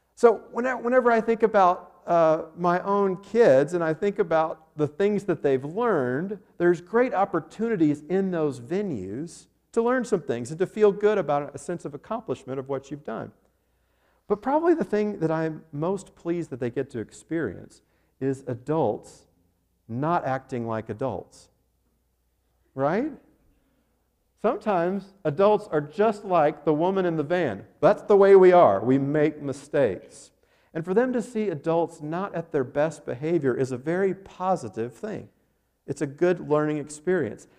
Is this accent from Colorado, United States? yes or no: yes; Arvada, Colorado, United States; the King Soopers grocery store in Arvada, Colorado, my hometown